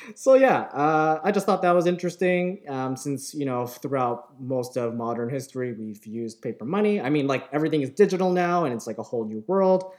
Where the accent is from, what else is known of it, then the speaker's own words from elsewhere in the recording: Markham, Ontario, Canada; I grew up in Markham